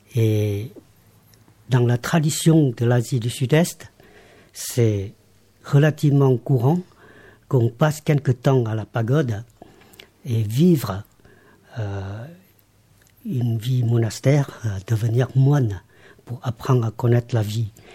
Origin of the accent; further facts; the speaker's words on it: Laos; moved away as an adult; now in France; je suis né au Laos, je rappelle que j'ai quand même grandi jusqu'à euh, l'école secondaire, jusqu'au bac